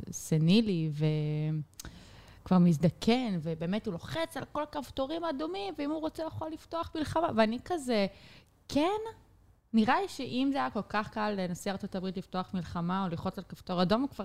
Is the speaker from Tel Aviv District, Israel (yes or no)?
no; Petah Tikva, Central District, Israel; born there; נולדתי בפתח תקווה.